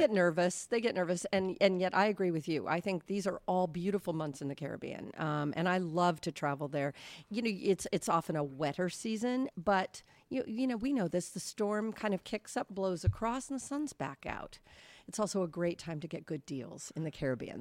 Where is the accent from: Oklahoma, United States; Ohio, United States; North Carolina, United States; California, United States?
California, United States; moved away; I grew up in California watching, um, Jersey Shore on T V